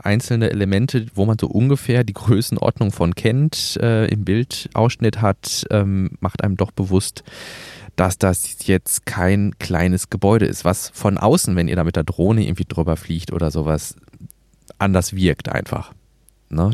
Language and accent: German; Gelsenkirchen, North Rhine-Westphalia, Germany; also born or lived in Emsland (father's origin); Also wir haben das bei uns in Gelsenkirchen